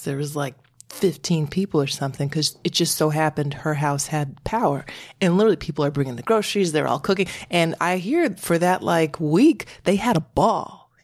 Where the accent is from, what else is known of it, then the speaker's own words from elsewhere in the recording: Connecticut, United States; I'm from Connecticut.